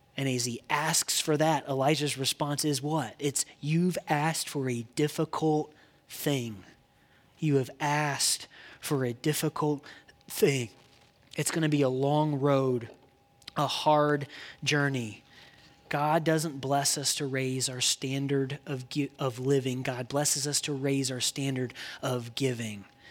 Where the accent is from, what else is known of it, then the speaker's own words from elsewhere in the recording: Indiana, United States; I grew up in Indiana.